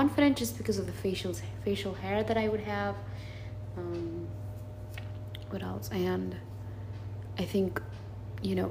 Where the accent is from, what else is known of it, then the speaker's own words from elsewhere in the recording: California, United States; moved away; I'm from California